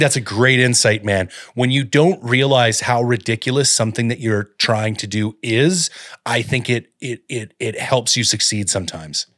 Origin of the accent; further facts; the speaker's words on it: Collingwood, Ontario, Canada; moved away; also born or lived in Owen Sound / Barrie / London, Ontario; I grew up at Blue Mountain in Collingwood